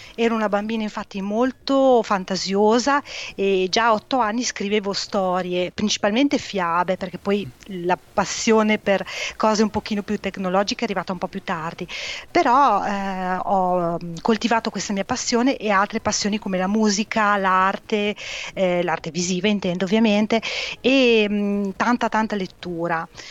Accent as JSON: {"language": "Italian", "area": "province of Modena", "region": "Emilia-Romagna", "country": "Italy", "tie": "born or raised there", "said": "sono nata e cresciuta eh, in provincia di Modena, un piccolo paese"}